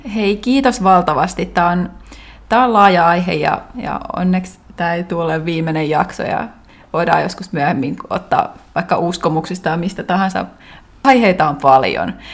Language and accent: Finnish; Finland; moved away; mä muutin takaisin Suomeen sen ja. yhdeksän vuoden muualla olon jälkeen